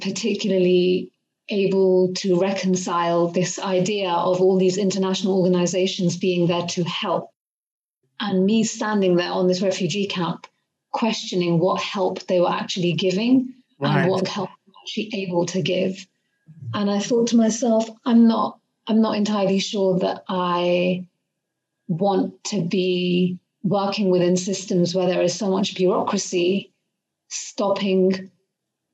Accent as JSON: {"language": "English", "country": "United Kingdom", "tie": "born or raised there", "said": "being a British Asian woman who's grown up in the UK. I've been in the UK since I was a kid. I moved here when I was 5"}